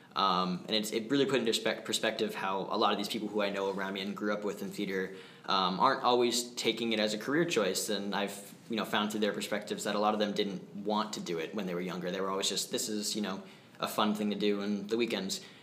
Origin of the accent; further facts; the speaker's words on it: Manchester, New Hampshire, United States; I'm from Manchester, New Hampshire, so that's a, a, fun area to grow up with theater